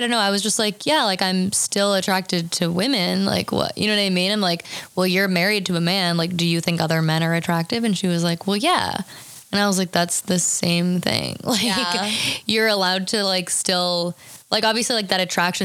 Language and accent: English; Lafayette, California, United States; I'm from, just from the Bay Area, but like East Bay, Lafayette